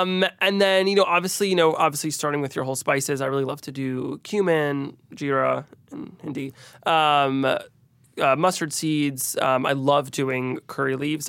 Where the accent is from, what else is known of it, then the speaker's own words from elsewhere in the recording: Teaneck, New Jersey, United States; growing up in New Jersey, there's a lot of great Indian food